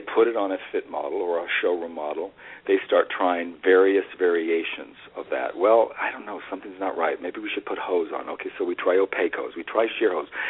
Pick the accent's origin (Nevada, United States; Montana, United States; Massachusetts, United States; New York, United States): Nevada, United States; Las Vegas; I grew up in Las Vegas, Nevada, and I grew up with a mother in show business